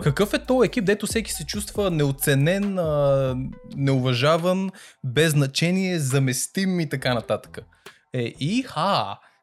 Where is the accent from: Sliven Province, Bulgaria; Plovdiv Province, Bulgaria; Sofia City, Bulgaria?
Sofia City, Bulgaria; Sofia; ние като хора, които сме израснали в Люлин, знаеме какво е качеството на живот в Люлин